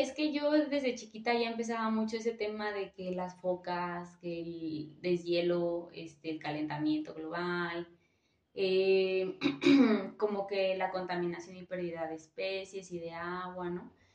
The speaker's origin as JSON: {"language": "Spanish", "region": "Michoacán", "country": "Mexico", "moved": "yes", "said": "soy de Michoacán"}